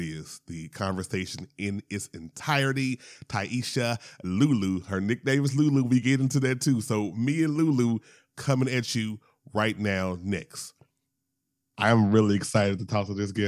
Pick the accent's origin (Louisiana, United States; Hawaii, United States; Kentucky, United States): Louisiana, United States; Shreveport; now in Atlanta, United States; I am originally from Louisiana, as I point out every single time. Shout out to Shreveport.